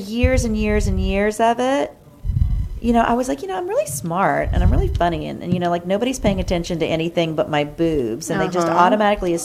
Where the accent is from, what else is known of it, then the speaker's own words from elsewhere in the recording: New Orleans, Louisiana, United States; I grew up in New Orleans